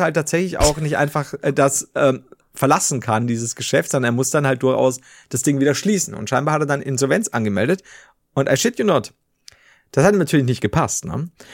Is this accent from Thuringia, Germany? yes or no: no; Bavaria, Germany; bei uns in Bayern